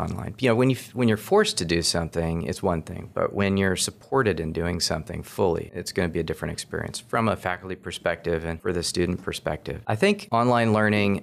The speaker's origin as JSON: {"language": "English", "town": "Seattle", "region": "Washington", "country": "United States", "tie": "born or raised there", "also_born_or_lived": "Tallahassee, Florida / Philadelphia / Fairfax, Virginia", "moved": "yes", "lives_now": "Augusta, United States", "said": "I grew up in Seattle, Washington"}